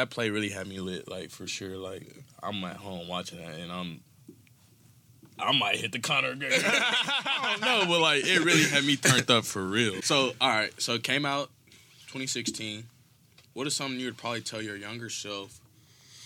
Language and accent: English; Dallas, Texas, United States; I'm from North Dallas. Mm-hmm. I graduated from Rockwall High School